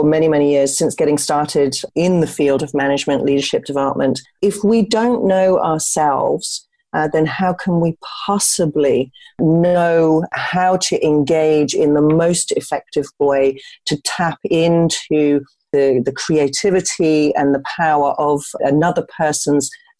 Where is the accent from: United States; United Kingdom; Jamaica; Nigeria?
United Kingdom; moved away as an adult; now in Netherlands; I'm originally British. I've been in the Netherlands for 26 years